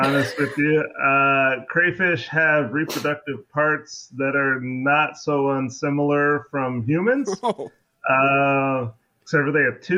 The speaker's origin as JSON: {"language": "English", "town": "Seattle", "region": "Washington", "country": "United States", "tie": "born or raised there", "also_born_or_lived": "Louisiana", "moved": "yes", "said": "I grew up in Seattle"}